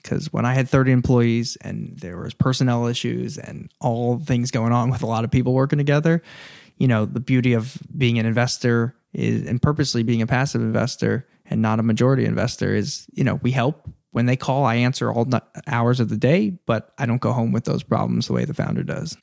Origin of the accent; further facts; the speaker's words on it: Princeton, New Jersey, United States; moved away as an adult; now in Los Angeles, United States; I grew up in Princeton, New Jersey